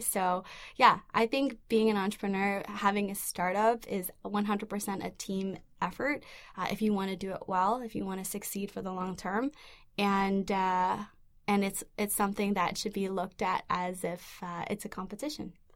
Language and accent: English; Vancouver, British Columbia, Canada; I grew up in East Vancouver in a community full of immigrants and refugees. I myself am, am an immigrant and refugee